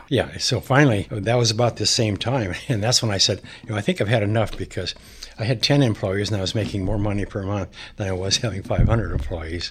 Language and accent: English; Montana, United States; I grew up in Montana